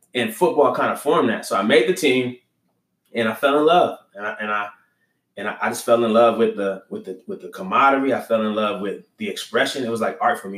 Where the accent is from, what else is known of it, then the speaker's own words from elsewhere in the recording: Los Angeles, California, United States; also born or lived in Staten Island, New York; I grew up in uh, Los Angeles, California